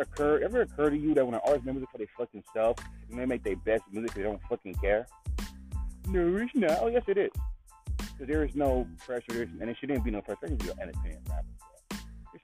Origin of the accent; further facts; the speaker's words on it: California, United States; I grew up in California.